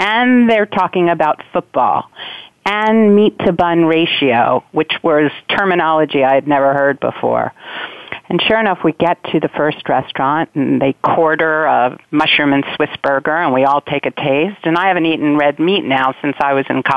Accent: United States; now in New York, United States; I'm not a native New Yorker. I'm a native East Coaster. My family's I grew up just outside of Washington, D.C.

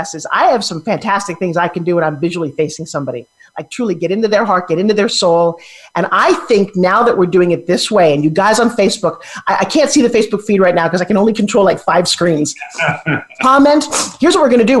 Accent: New York City, New York, United States; I am one

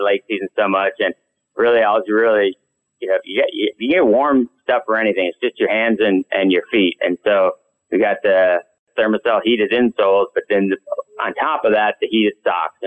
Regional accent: Minnesota, United States; I grew up hunting in Minnesota.

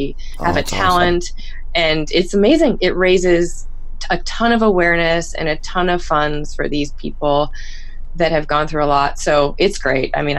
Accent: Florida, United States; moved away; I'm from Florida.

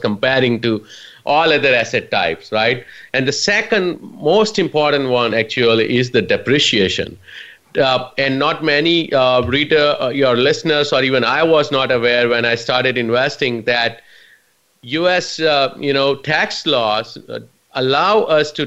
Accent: India; moved away as an adult; now in United States; I immigrated from India about 19 years ago. I'm proud to call myself US citizen now

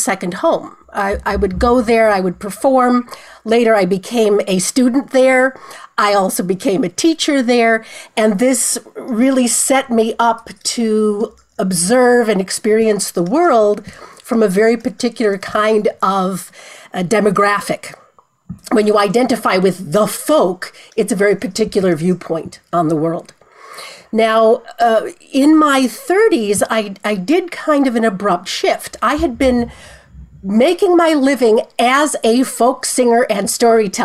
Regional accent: Chicago, Illinois, United States; I'm a Chicagoan, born and bred

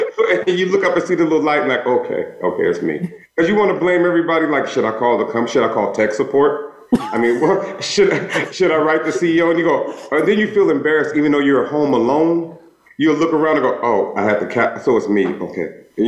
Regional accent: Los Angeles, California, United States; from Los Angeles, so I've been eating nachos since like kindergarten.

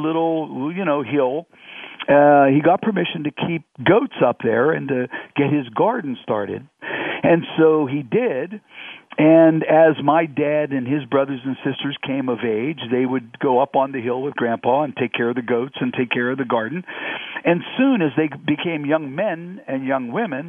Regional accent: Condeluci Hill, Pittsburgh region, Pennsylvania, United States; Growing up on Condeluci Hill, my best friend was my next door neighbor

